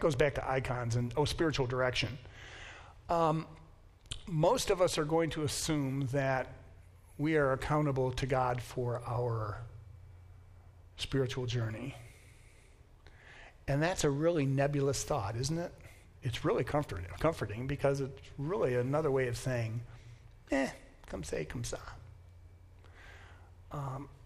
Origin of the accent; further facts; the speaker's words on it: United States; as an American, I'm taught from the beginning that I am self-sufficient